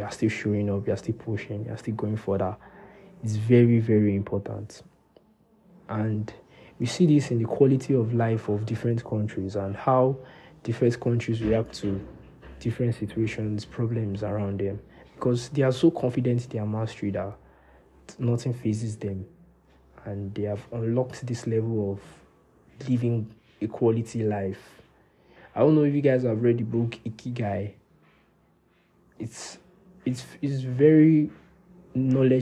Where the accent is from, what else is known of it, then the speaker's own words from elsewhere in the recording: Nigeria; As a Nigerian boy